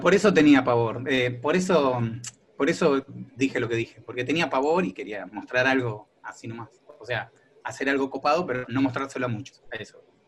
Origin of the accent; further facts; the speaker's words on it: Quilmes, Buenos Aires Province, Argentina; now in La Plata, Argentina; yo soy de Quilmes, eh, pero ahora estoy viviendo en La Plata